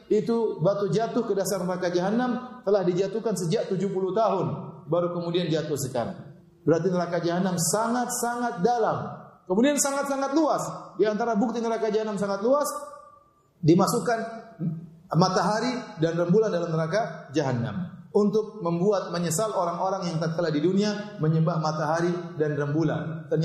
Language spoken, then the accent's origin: Indonesian; Ceger, Jakarta, Indonesia; Saya orang Ceger, bukan orang Bekasi.